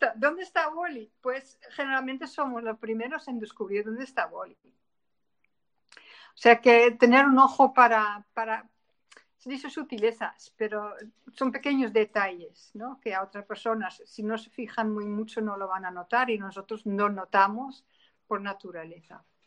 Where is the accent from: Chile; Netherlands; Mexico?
Netherlands; Spanish is a second language; moved away as an adult; now in Spain; soy una holandesa errante, eh, afincada en España desde hace casi 30 años